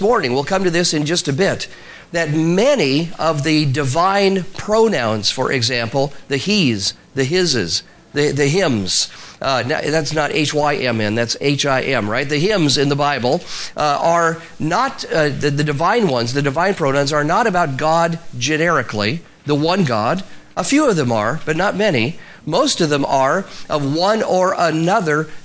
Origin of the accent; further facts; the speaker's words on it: Spokane, Washington, United States; moved away; I grew up in Spokane, Washington, a long ways from here, northwest United States, but my dad was from Georgia.